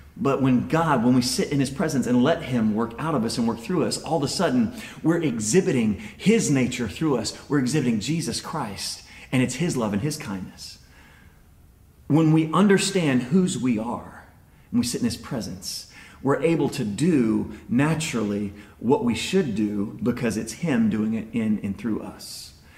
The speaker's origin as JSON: {"language": "English", "country": "United States", "first_language": "English", "said": "we're American"}